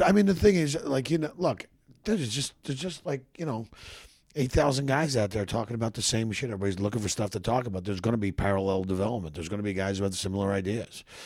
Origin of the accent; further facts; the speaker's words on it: Philadelphia, Pennsylvania, United States; moved away as an adult; now in Los Angeles, United States; I grew up in Philadelphia, which is a fucking really tough fucking city